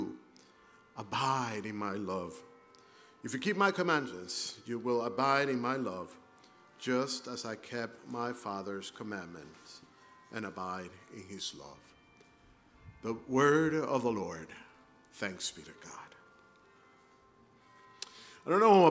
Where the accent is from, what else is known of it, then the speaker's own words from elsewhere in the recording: Caracas, Capital District, Venezuela; moved away as an adult; also born or lived in Brazil / Tennessee; now in Southern California, United States; I actually grew up in the city of Caracas